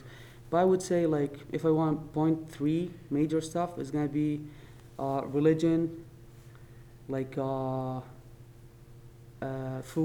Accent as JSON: {"language": "English", "country": "Saudi Arabia", "also_born_or_lived": "Northern Virginia", "second_language": "English", "moved": "as an adult", "lives_now": "United States", "said": "I'm from Saudi Arabia"}